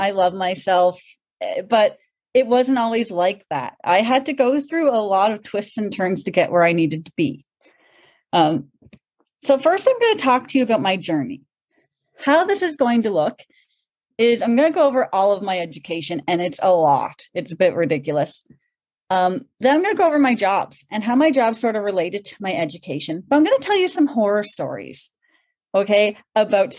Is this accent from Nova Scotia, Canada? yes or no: yes; Cape Breton Island, Nova Scotia, Canada; I'm a proud Maritimer. I'm actually from Cape Breton Island, and I love it.